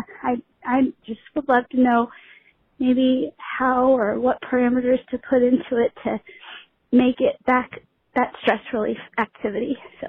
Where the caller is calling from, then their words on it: South Carolina, United States; I'm calling from South Carolina.